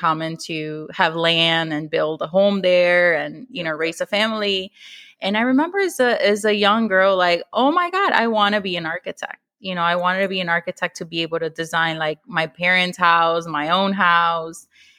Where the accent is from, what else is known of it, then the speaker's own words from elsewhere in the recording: Chicago, Illinois, United States; English is a second language; also born or lived in Mexico City, Mexico; My pronouns are she, her, and I am from Chicago.